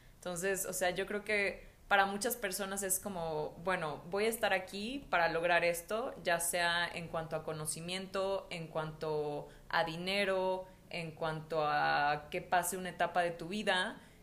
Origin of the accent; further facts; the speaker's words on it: Mexico; also born or lived in Mexico City; yo estaba en la Ciudad de México, me regresé a mi pueblo y era como, yo cuando tenía, cuando tenía 16 años, yo estaba desesperada por salirme de mi pueblo.